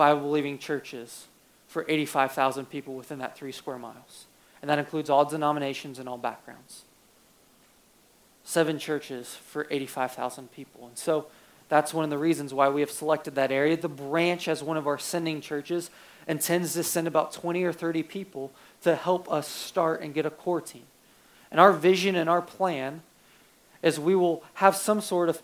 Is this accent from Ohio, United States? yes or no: yes; Ohio, United States; moved away as an adult; now in Portland, United States; I'm from Ohio